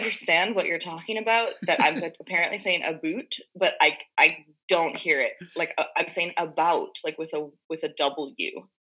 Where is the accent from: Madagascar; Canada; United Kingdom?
Canada; Montreal, Quebec; I'm from Montreal.